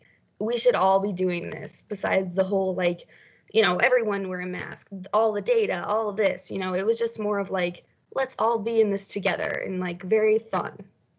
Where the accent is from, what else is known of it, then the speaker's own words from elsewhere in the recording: Illinois, United States; now in Milwaukee, United States; I'm from Illinois, so not too far from here.